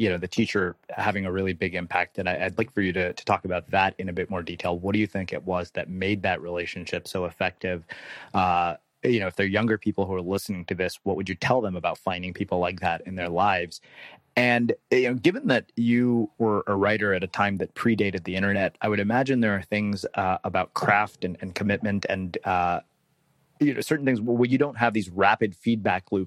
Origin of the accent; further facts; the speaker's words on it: Texas, United States; I grew up in Texas and did junior high school football